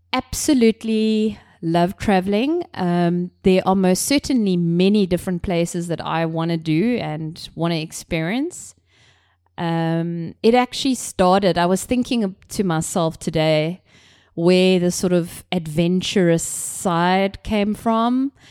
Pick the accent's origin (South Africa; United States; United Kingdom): South Africa; Cape Town, Western Cape; I come from Cape Town, South Africa, an extremely beautiful city and country.